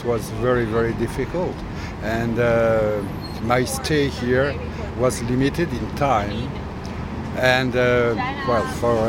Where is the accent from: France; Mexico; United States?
France; I'm coming from France